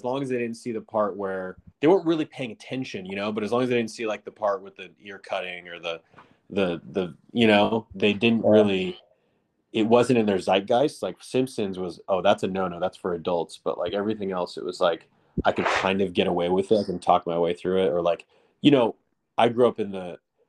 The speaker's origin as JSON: {"language": "English", "town": "Westchester", "region": "California", "country": "United States", "tie": "born or raised there", "said": "Because I grew up in a suburb, and then I grew up in Westchester, which is just adjacent on the other side of the 405."}